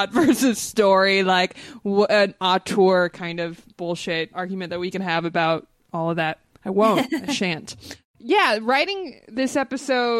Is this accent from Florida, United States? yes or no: no; Los Angeles, California, United States; we're both LA natives. I grew up in the Valley, you know, North Hollywood to be exact.